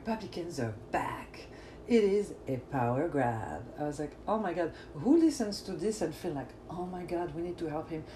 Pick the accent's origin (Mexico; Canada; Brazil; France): France; accent: French; English is a second language; now in Los Angeles, United States; the French accent